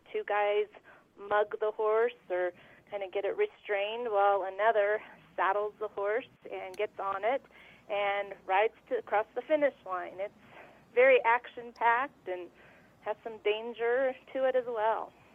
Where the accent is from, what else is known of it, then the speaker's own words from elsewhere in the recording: Woodland Park, Colorado, United States; I was raised in Colorado in a town called Woodland Park